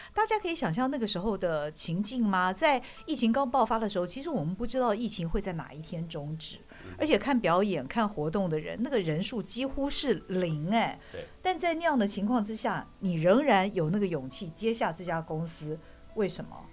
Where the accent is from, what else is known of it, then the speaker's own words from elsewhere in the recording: Taiwan; 我们台湾人